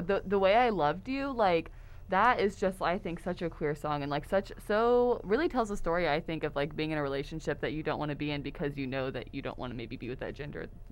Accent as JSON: {"language": "English", "town": "Houston", "region": "Texas", "country": "United States", "moved": "as an adult", "lives_now": "Oklahoma, United States", "said": "I'm originally from the Houston, Texas area"}